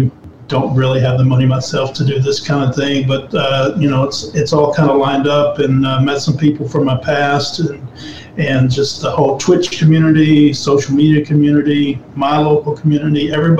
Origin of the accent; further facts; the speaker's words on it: Texas, United States; Yeah, didn't really grow up around racing. You know, we went to the local dirt track every once in a while.